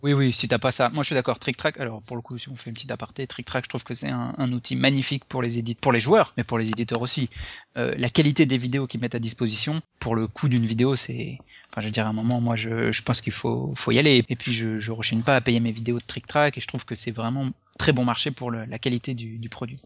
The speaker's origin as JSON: {"language": "French", "town": "Lyon", "region": "Auvergne-Rhône-Alpes", "country": "France", "tie": "born or raised there", "also_born_or_lived": "Paris", "moved": "as an adult", "said": "je suis originaire de Lyon"}